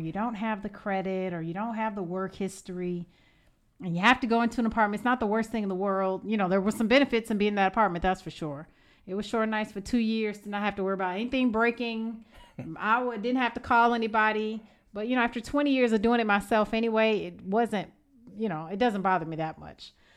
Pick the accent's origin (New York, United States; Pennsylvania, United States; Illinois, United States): Illinois, United States; Evanston; moved away as an adult; now in Georgia, United States; I am from Evanston, Illinois